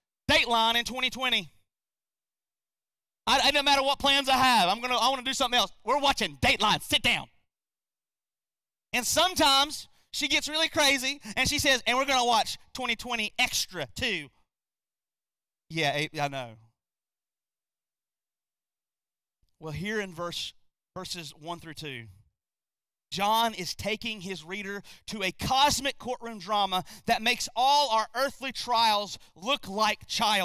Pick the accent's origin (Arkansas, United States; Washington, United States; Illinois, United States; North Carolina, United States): North Carolina, United States; we're from North Carolina.